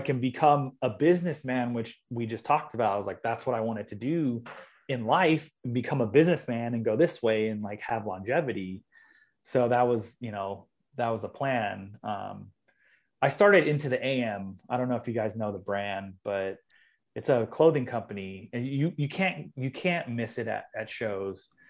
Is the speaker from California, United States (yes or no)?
yes; Long Beach, California, United States; I grew up in Long Beach, which is like thirty miles south of L